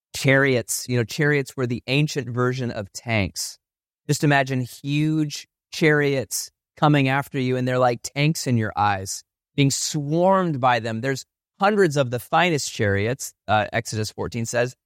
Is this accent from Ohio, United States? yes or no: yes; Ohio, United States; now in Chicago, United States; I grew up in Ohio